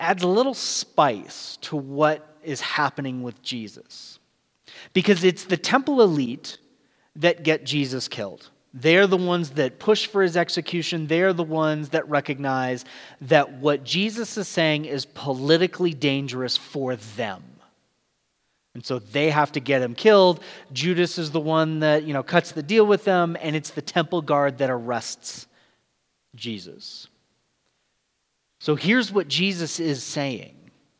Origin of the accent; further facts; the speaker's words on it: California, United States; also born or lived in Florida / Georgia / Texas; I grew up in Southern California, at least for 9 years. There is an accent, but it's pretty light. But then we lived in places like Florida, Georgia, Texas, all very distinct accents.